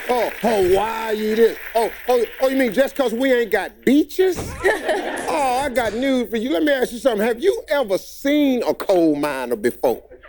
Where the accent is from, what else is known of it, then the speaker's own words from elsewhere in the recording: West Virginia, United States; My daddy was a coal miner. I'm from West Virginia.